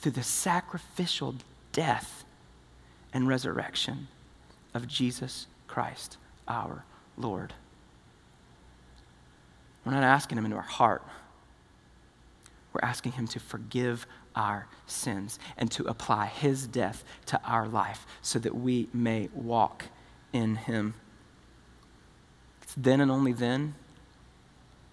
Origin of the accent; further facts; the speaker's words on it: the South, United States; we're from the South